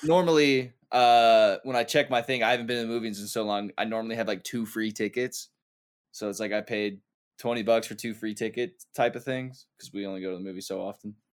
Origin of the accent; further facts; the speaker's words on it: United States; As an American